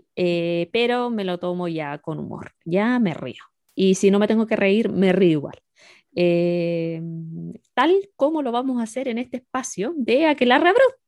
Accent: La Serena, Coquimbo, Chile; moved away as an adult; now in China; Soy serenense, tengo casi 34 ya.

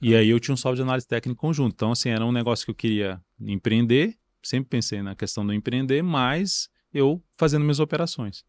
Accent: Brasília, Federal District, Brazil; eu nasci em Brasília, sempre morei em o Brasília

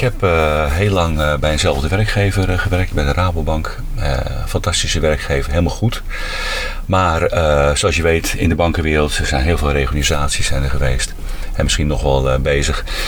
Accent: Huizen, North Holland, Netherlands; now in Zwolle, Netherlands; Oorspronkelijk ben ik opgegroeid in Huizen. Daar ben ik ook geboren.

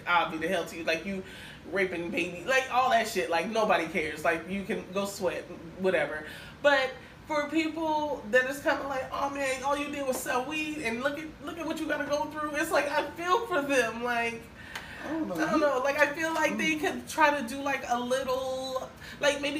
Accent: Minnesota, United States; now in Miami, United States; I'm from Minnesota

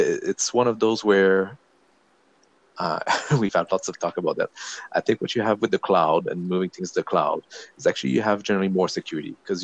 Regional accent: Quebec, Canada; first language French; English is a second language; moved away as an adult; also born or lived in Maritimes / British Columbia; now in Vancouver Island, Canada; I'm from Quebec originally. So I grew up there in my 20s.

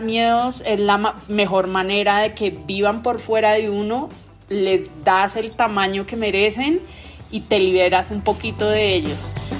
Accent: Colombia; como buena colombiana que, que vivimos en el país

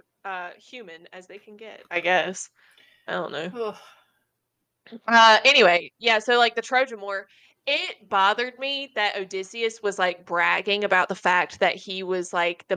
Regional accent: Lancaster, United States; I'm from Lancaster

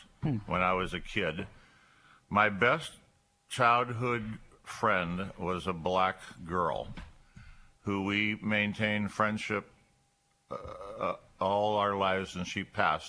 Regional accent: Erie, Pennsylvania, United States; moved away as an adult; also born or lived in Linesville, Pennsylvania / Olean, New York; I was born in Erie. And I'm a Bay Rat, as some people refer to us as. And I graduated from Strong Vincent in 1965, proud colonel.

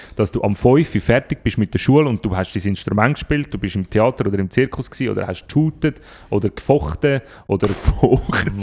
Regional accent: Switzerland; bei uns in der Schweiz

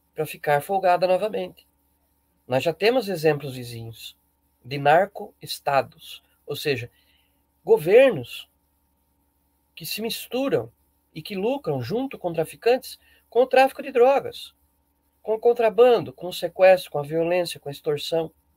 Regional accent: Brazil; abençoados somos nós brasileiros

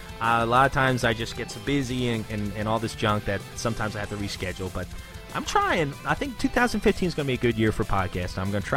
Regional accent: New Jersey, United States; also born or lived in Philadelphia, Pennsylvania; I was born in Philadelphia, and then my parents moved to South Jersey when I was about 6 years old.

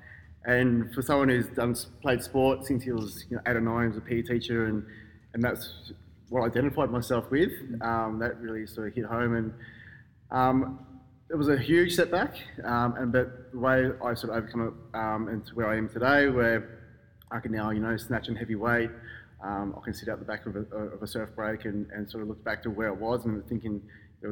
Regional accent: Canberra, Australian Capital Territory, Australia; moved away as an adult; also born or lived in Melbourne / Brisbane; I was born in Melbourne, grew up in Canberra.

